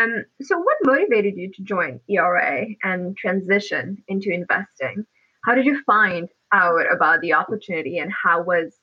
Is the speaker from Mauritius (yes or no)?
yes; Mauritius; So I'm from Mauritius. I don't know if you knew that. So I'm very much a product of the African continent as well.